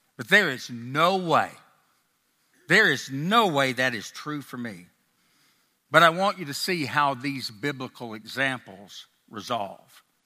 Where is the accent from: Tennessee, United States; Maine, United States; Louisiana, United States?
Tennessee, United States; Nashville; accent: a little bit Tennessee, and a little bit Texas; now in Texas, United States; I grew up in Nashville, Tennessee, but I've lived most of my life in Texas